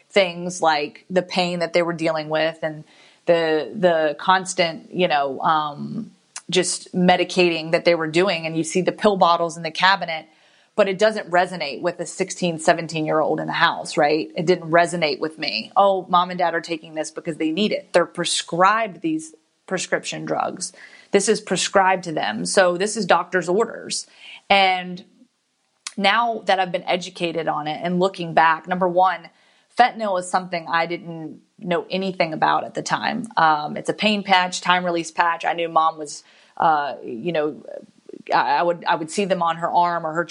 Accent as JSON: {"language": "English", "town": "Guantanamo Bay", "region": "Guantánamo", "country": "Cuba", "tie": "born there", "said": "I was born in Guantanamo Bay, Cuba"}